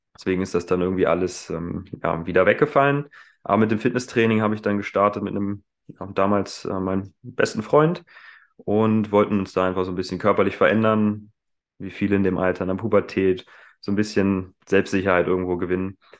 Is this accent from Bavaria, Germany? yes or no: no; Hanover, Lower Saxony, Germany; moved away as an adult; also born or lived in Hildesheim; Ursprünglich komme ich aus Hannover, bin also nicht weit, weit weggekommen